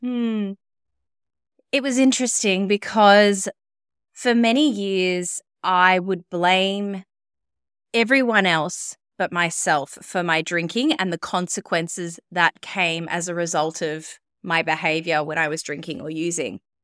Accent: Melbourne, Victoria, Australia; moved away as an adult; also born or lived in Sydney; I moved back to my hometown of Melbourne.

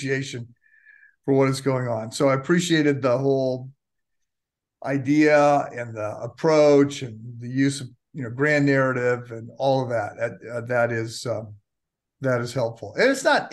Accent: United States; as an American

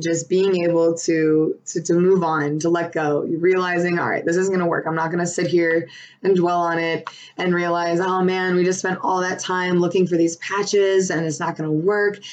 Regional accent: Buffalo, New York, United States; now in Raleigh, United States; I'm from Buffalo, living in Raleigh

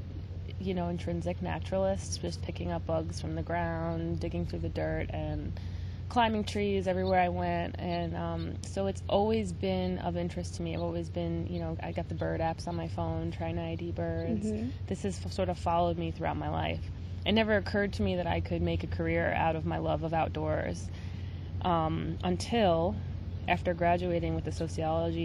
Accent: Long Island, New York, United States; I am from New York, specifically Long Island

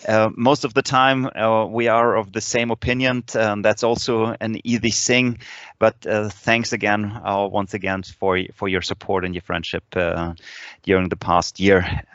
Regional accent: Leipzig, Saxony, Germany; English is a second language; it's also the first fistball camp in my hometown with the friends of Leipzig

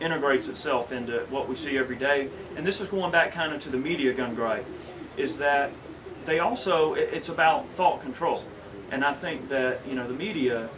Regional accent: United States; being American

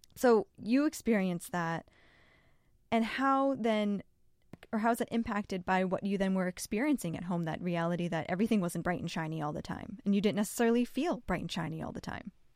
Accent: Massachusetts, United States; I grew up in Massachusetts with lesbian moms

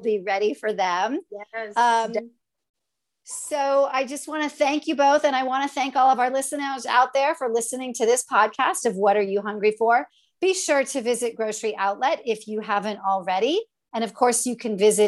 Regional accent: Santa Maria, California, United States; I grew up in Santa Maria, just up the road

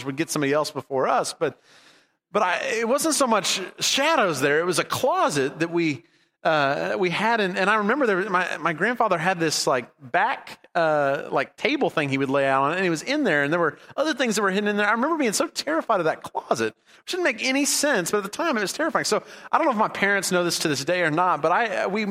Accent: California, United States; We grew up in California for a lot of my growing up years

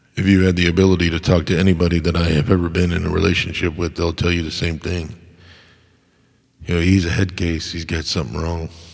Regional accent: United States; as an American

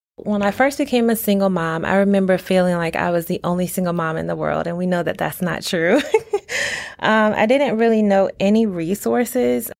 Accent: Norfolk, Virginia, United States; I was born and raised in Norfolk, Virginia.

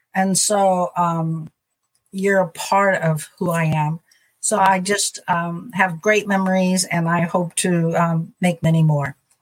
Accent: Missouri, United States; I'm from Missouri, and I'm uh, in Missouri right now in St. Louis, and that's where I've mostly spent my life and my mission

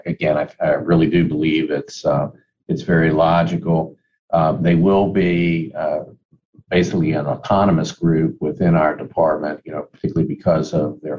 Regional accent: Elkton, Maryland, United States; I grew up in Cecil County. It was the town of Elkton

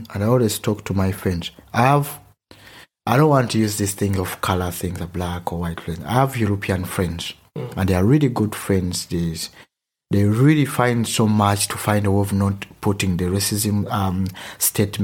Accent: Uganda; accent: Ugandan; first language Luganda; English is a second language; moved away as an adult; now in Germany; I come from Uganda, but my mother language is Luganda

